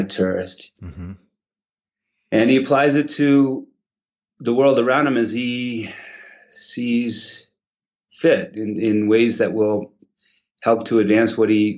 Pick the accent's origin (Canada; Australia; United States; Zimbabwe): United States; Maine; also born or lived in Wales; now in Jackson, United States; I grew up in Maine. I'm a redneck farmer from Mid-Coast.